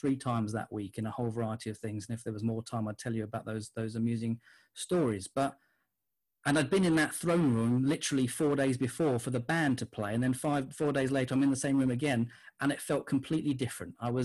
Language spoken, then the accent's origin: English; Gants Hill, London, United Kingdom; And when I grew up in Gants Hill, my next door neighbours was a Muslim family